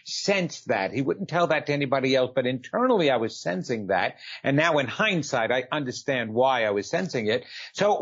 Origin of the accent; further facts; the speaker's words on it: New York, United States; moved away; also born or lived in New Jersey; I'm originally from New York. You'll tell by that soon enough as I keep talking. And we had moved to New Jersey